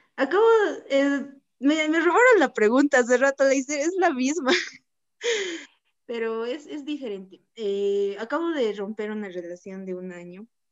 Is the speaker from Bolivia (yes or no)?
yes; Bolivia; Soy de Bolivia